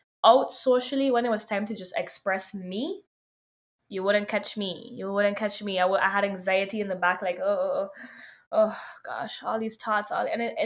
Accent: Sint Maarten; also born or lived in New York, United States; now in Los Angeles, United States; growing up on St. Martin

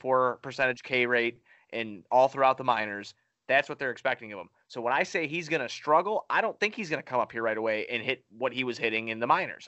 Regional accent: Chicago, Illinois, United States; I'm from Chicago

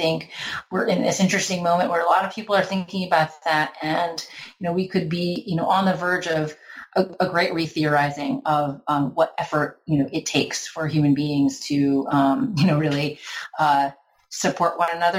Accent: Florida, United States; partly about growing up as a Filipino-American girl in suburban Florida and partly about traveling to the Philippines in the 20s

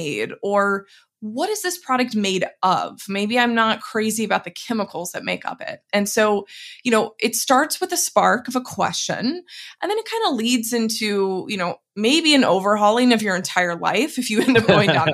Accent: Dallas, Texas, United States; now in West Coast, United States; I'm originally from Dallas, Texas

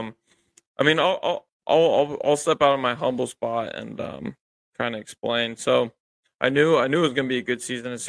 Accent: Columbus, Ohio, United States; I'm from Columbus, I've grew up going to Clippers games

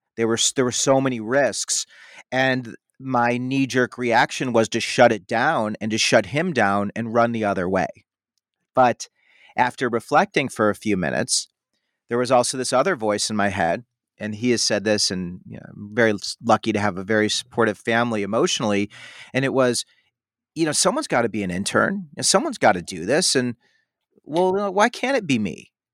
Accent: Chicago, Illinois, United States; also born or lived in Madison, Wisconsin / Indiana; I'm from the Chicago area.

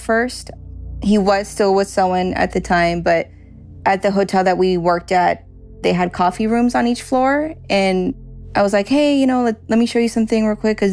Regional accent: Los Angeles, California, United States; I am from Porter Ranch, California.

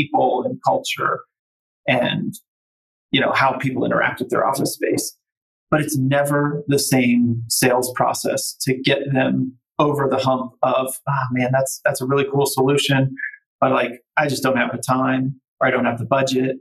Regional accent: Cincinnati, Ohio, United States; moved away as an adult; also born or lived in Austin, Texas; it was in my hometown, right, where I grew up

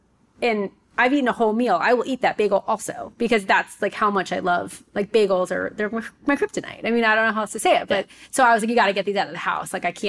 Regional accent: New York, United States; moved away; also born or lived in South Florida; I'm from New York.

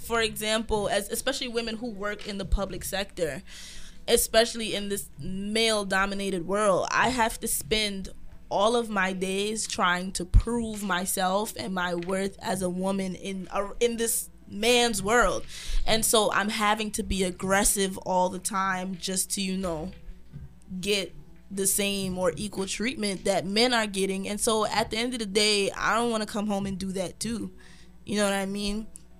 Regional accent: Brownsville, United States; I am from Brownsville.

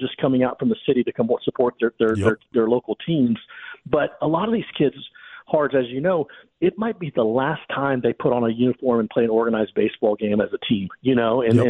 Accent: Humble, Texas, United States; growing up in Humble, I grew up 20 miles outside of North Houston

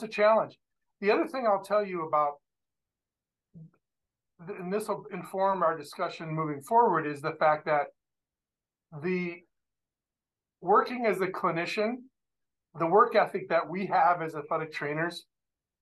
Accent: Dubuque, Iowa, United States; moved away as an adult; also born or lived in Gainesville, Florida / Milwaukee, Wisconsin / Atlanta, Georgia; now in St. Louis, United States; Originally, I'm from Dubuque, Iowa.

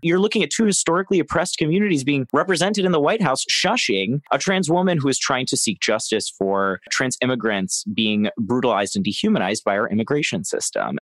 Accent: Florida, United States; my home state of Florida

